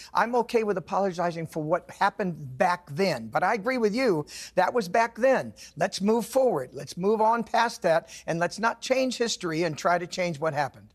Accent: California, United States; also born or lived in Nevada; now in Southern United States; I was born in California, spent twenty years in Nevada. I live in the South now.

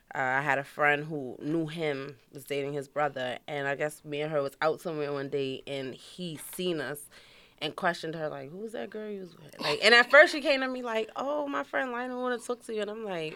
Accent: New York City, New York, United States; also born or lived in Brooklyn, New York; during teenage years, I was raised in Queens, Far Rockaway.

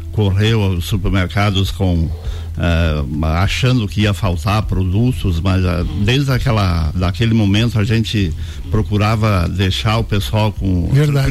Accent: Tangará, Santa Catarina, Brazil; also born or lived in Lages; Tangará, nascemos em Tangará, com, e a, a minha família é de lá, Uh, e eu, eu vim para Lages

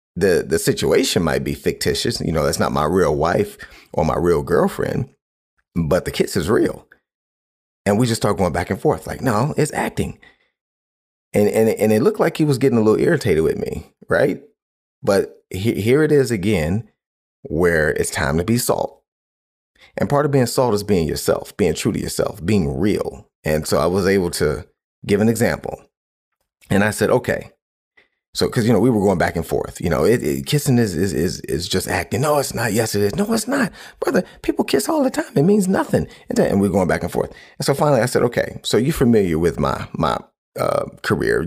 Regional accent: Cleveland, Ohio, United States; where I grew up in Cleveland

